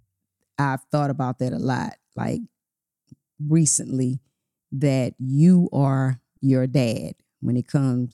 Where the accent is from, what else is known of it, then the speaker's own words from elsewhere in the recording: Port Arthur, Texas, United States; moved away; I'm from Port Arthur, Texas, and we had an aunt, my great aunt